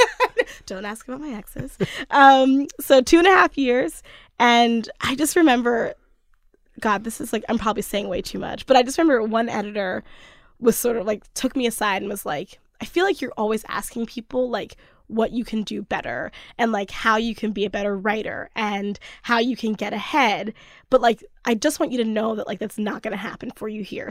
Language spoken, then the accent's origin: English; Cockeysville, Maryland, United States; moved away as an adult; also born or lived in Oakland; now in Brooklyn, United States; I'm from Cockeysville, which is a suburb of Baltimore